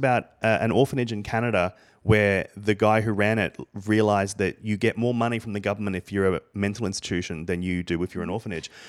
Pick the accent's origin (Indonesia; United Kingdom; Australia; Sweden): Australia; moved away as an adult; now in United States; I come from Australia